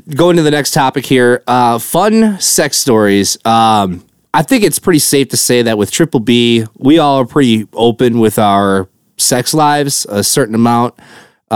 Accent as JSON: {"language": "English", "region": "Wisconsin", "country": "United States", "said": "I'm from Wisconsin"}